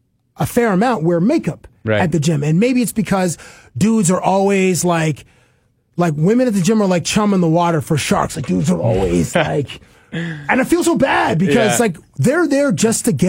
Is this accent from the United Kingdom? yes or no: no; Toronto, Ontario, Canada; I'm a kid from Toronto